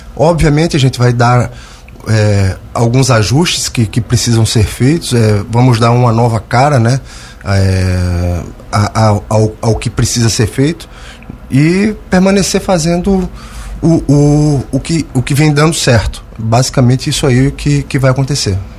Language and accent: Portuguese; Santos, São Paulo, Brazil; also born or lived in Brusque, Santa Catarina / Greater Florianópolis, Santa Catarina; now in Lauro Müller, Brazil; Sou natural de São Paulo, Santos.